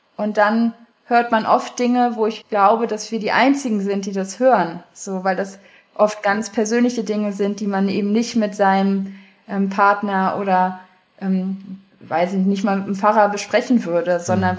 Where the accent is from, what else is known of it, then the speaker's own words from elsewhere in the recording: Hanover, Lower Saxony, Germany; also born or lived in Texas, United States; now in Berlin, Germany; ich komme aus Hannover, aus der Landeskirche, so christlicher Kindergarten, konfirmiert, so das volle Programm